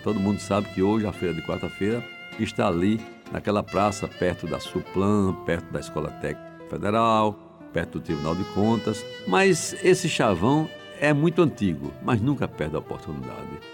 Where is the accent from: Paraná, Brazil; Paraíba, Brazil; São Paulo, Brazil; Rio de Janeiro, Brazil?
Paraíba, Brazil; João Pessoa; born or raised there